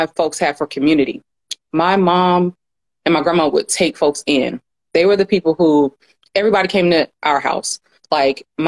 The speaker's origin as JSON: {"language": "English", "town": "Atlanta", "region": "Georgia", "country": "United States", "tie": "born or raised there", "said": "I am originally from Atlanta. So I grew up like in the South."}